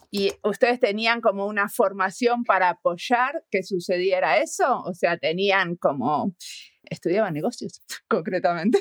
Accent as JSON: {"language": "Spanish", "country": "Argentina", "said": "soy argentina, viéndolo desde afuera"}